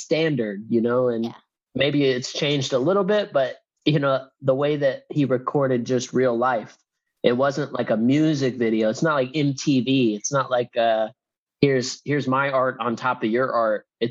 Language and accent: English; Tennessee, United States; I'm from Tennessee